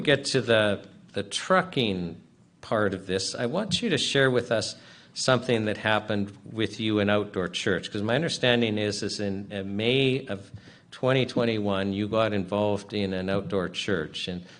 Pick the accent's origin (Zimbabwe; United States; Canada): Canada